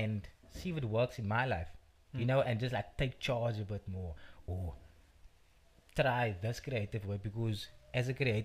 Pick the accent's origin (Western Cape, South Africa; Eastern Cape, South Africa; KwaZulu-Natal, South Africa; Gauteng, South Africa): Western Cape, South Africa; Cape Town; also born or lived in Belhar; Born and bred in Bishop Lavers, live in Bavel at the moment.